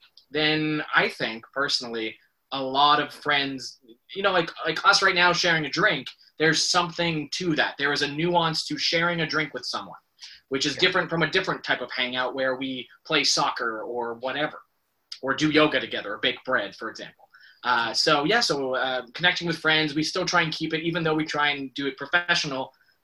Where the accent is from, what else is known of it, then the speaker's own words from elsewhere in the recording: Canada; I, as a Canadian